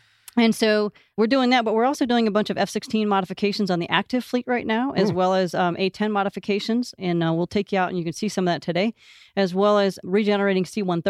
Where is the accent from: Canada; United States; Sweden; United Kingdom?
United States; Bel Air, Michigan; I'm originally from Northern Michigan, a little town called Bel Air. Grew up there and went to an engineering college at Michigan Technological University in Houghton, Michigan.